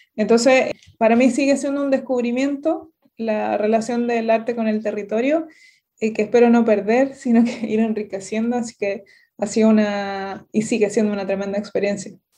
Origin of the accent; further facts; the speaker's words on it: Santiago, Santiago Metropolitan Region, Chile; moved away; also born or lived in southern Chile; yo soy de Santiago, que es la, región metropolitana de Chile